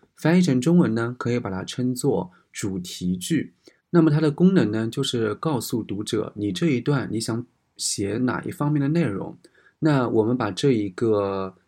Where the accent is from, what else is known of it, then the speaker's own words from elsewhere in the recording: China; ofo 的话呢，我们中国人都知道